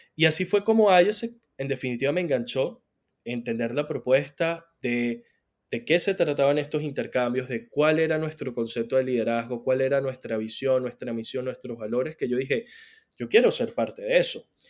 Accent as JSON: {"language": "Spanish", "town": "San Cristóbal", "region": "Táchira", "country": "Venezuela", "said": "yo soy de San Cristóbal"}